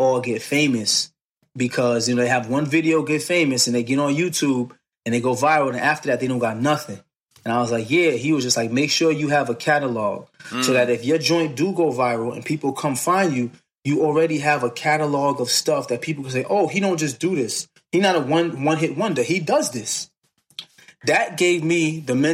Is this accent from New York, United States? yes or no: yes; New York City, New York, United States; I'm from Brooklyn